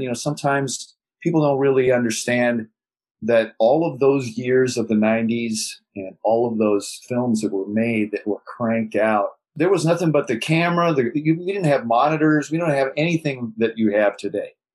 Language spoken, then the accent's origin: English; Beverly Hills, California, United States; I grew up in Beverly Hills